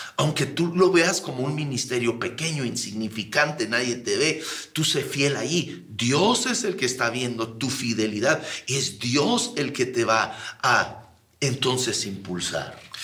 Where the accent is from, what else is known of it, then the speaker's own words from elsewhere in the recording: Sierra de Chihuahua, Mexico; also born or lived in Ciudad Juárez / El Paso, Texas; Yo crecí en la Sierra de Chihuahua